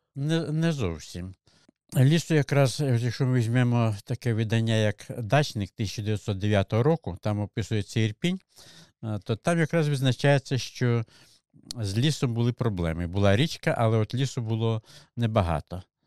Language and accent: Ukrainian; Malyn district, Zhytomyr Oblast, Ukraine; now in Irpin, Ukraine; Я не корінний житель. Я народився в Житомирській області, Малинському районі сусідній.